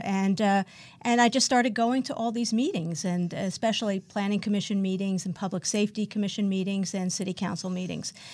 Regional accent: New York City, New York, United States; now in West Hollywood, United States; I grew up in Brooklyn, New York

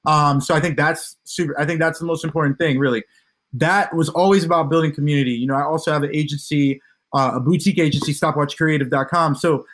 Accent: Hilliard, Ohio, United States; also born or lived in Columbus, United States / St. Lucia; I was born in the States. I was born here in Columbus, Ohio, but both my parents are from St. Lucia in the Caribbean. And I lived there from like 6 to 11.

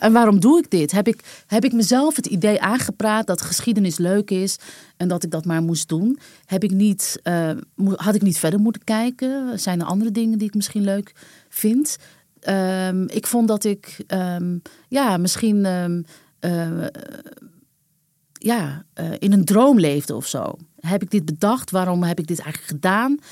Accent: Amsterdam, North Holland, Netherlands; also born or lived in New Jersey; Wij waren allebei Amsterdammer

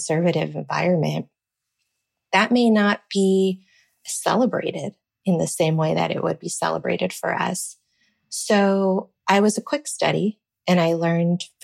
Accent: Rio Grande Valley, Texas, United States; moved away; Growing up in the Valley

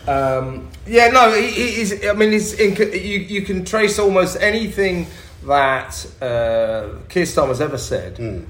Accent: London, United Kingdom; I'm a Londoner

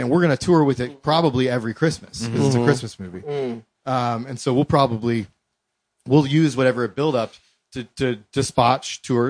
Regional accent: Columbus, Ohio, United States; moved away as an adult; now in New York, United States; We're both from Columbus.

